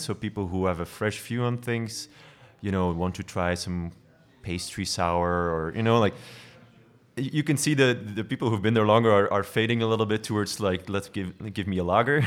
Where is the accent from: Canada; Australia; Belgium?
Belgium; Belgian coast, Flanders; moved away as an adult; also born or lived in Ghent; now in Brussels, Belgium; I grew up on the coast.